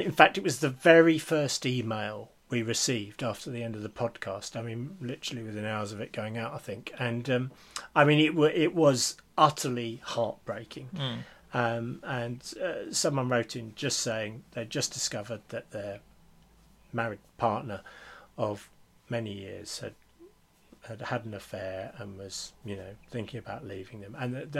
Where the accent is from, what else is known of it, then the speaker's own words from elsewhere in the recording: Scotland, United Kingdom; and I say this as a Scottish Presbyterian.